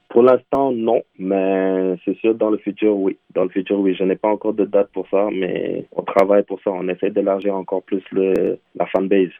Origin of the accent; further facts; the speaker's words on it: Senegal; moved away as an adult; now in Montreal, Canada; mon pays d'origine qui est le Sénégal